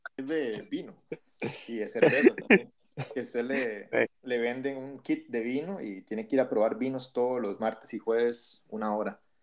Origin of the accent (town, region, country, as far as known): Costa Rica; moved away as an adult; also born or lived in Peru; now in Ithaca, United States